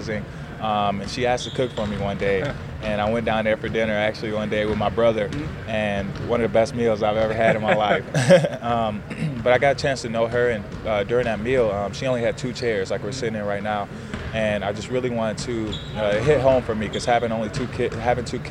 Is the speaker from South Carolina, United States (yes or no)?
no; Indiana, United States; moved away as an adult; now in San Francisco, United States; I'm from Indiana